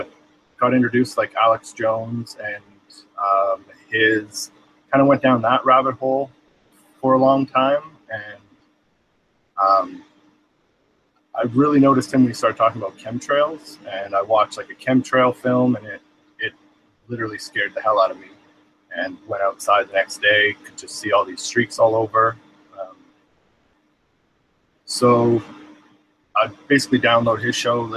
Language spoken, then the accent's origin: English; British Columbia, Canada; I'm from Canada, British Columbia